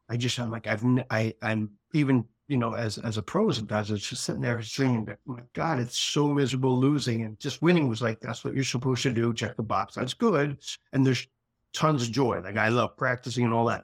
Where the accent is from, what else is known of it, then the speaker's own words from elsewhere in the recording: Philadelphia, Pennsylvania, United States; I grew up in Philadelphia